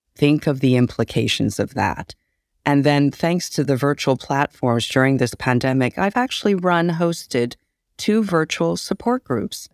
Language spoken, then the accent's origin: English; California, United States; So I'm Chinese American, an immigrant child. I was brought here as a young child